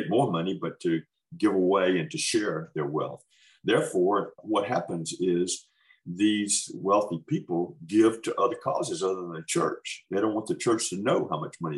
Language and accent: English; Holmes County, Mississippi, United States; moved away as an adult; also born or lived in West Africa; I was born in Holmes County, Mississippi. So I'm a farm. So I'm a Mississippi farm boy.